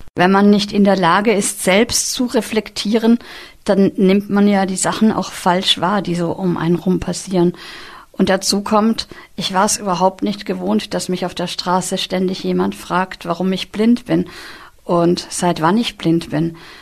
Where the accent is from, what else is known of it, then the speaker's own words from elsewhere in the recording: Vienna, Austria; moved away as an adult; now in near Cologne, Germany; Ich bin in Wien aufgewachsen